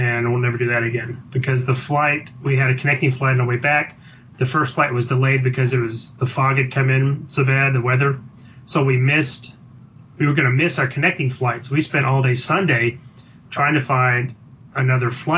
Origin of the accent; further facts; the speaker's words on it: Dallas, Texas, United States; I'm from Dallas